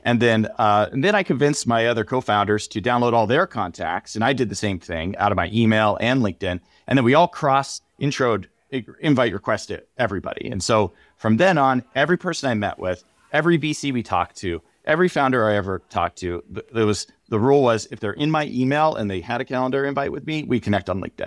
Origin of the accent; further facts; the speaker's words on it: San Diego, California, United States; I grew up in San Diego